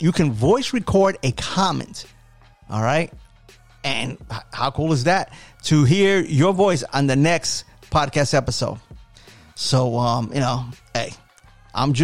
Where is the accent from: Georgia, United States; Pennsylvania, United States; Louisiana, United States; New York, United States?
New York, United States; New York City; now in Florida, United States; I am a New Yorker, born and raised.